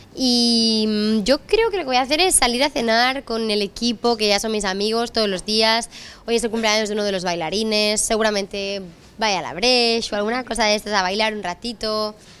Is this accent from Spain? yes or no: yes; Spain; soy la primera mujer em, española en hacer un Santiago Bernabéu